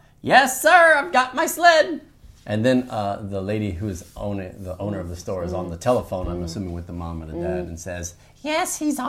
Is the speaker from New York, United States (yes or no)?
no; Rhode Island, United States; Where I grew up in Rhode Island, it took over a week for snow plows to get to our street.